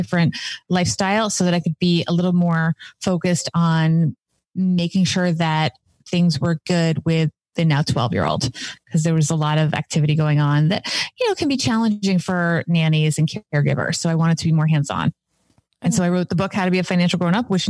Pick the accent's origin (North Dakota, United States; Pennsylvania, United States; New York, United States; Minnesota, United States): New York, United States; New York area, United States; I grew up in the New York area